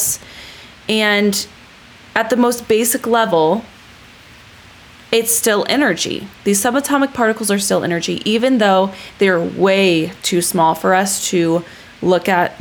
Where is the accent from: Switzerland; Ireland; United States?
United States; California; I was born in California